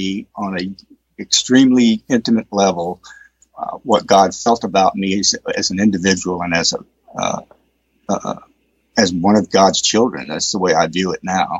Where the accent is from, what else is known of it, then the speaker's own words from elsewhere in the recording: East Texas, United States; I grew up in East Texas